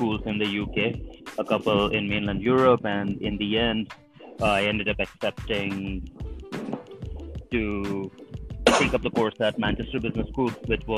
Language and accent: English; Delhi, India; moved away as an adult; now in United Kingdom; I am from India, Delhi in India particularly.